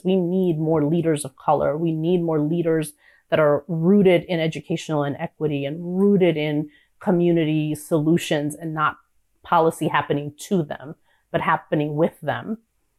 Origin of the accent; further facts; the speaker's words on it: New York, United States; being a New Yorker